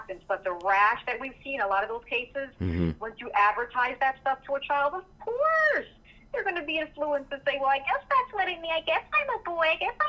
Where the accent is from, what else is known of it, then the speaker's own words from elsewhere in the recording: Jamaica; I'm not German. I'm Jamaican. I'm not German.